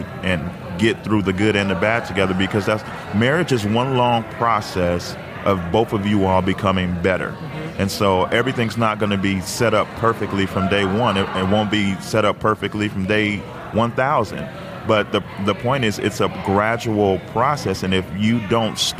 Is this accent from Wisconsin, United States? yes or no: no; Chicago, Illinois, United States; we're from Chicago. So in the 90s, we were all about the Chicago Bulls